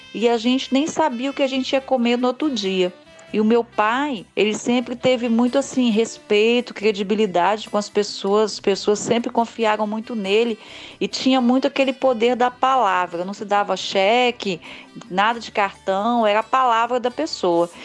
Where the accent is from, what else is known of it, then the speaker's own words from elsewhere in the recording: Cariacica, Espírito Santo, Brazil; also born or lived in Santa Teresa; eu vim de Santa Teresa com três anos de idade para o município de Cariacica